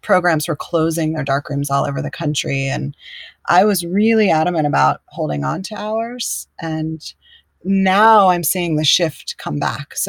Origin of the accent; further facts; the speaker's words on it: Chapel Hill, North Carolina, United States; moved away as an adult; also born or lived in Durham / New York / San Francisco; I grew up where I'm living now. I grew up in Chapel Hill and Durham in North Carolina and moved away.